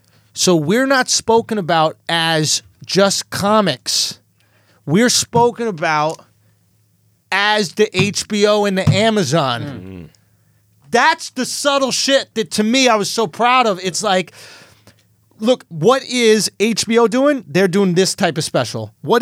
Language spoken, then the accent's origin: English; New York City, New York, United States; it's cool to show your parents that you're in the New York Times, especially as a New Yorker, right?